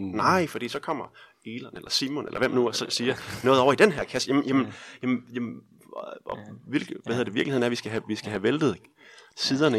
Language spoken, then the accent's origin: Danish; Denmark